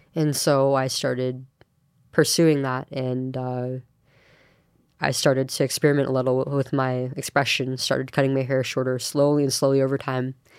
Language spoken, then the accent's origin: English; Manteca, Central Valley, California, United States; I'm from Antica. And, um, born and raised there